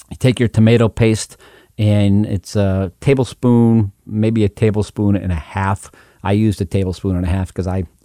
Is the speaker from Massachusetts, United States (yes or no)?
yes; Western Massachusetts, United States; I come from Western Massachusetts